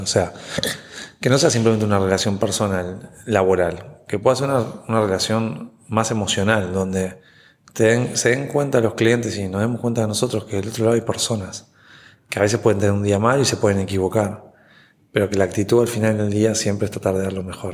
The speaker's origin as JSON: {"language": "Spanish", "country": "Uruguay", "moved": "as an adult", "lives_now": "Puerto Rico"}